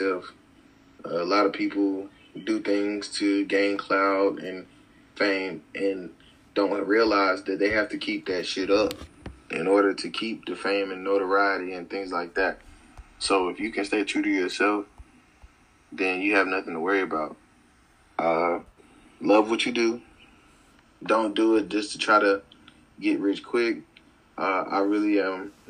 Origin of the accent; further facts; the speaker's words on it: Winston-Salem, North Carolina, United States; I'm from Winston-Salem, North Carolina